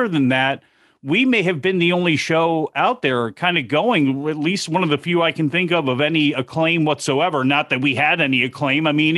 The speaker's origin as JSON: {"language": "English", "country": "United States", "tie": "born or raised there", "said": "I grew up outside Washington, D.C. There was WTOP, which was an all-news station, a lot of great 50,000-watt stations on AM."}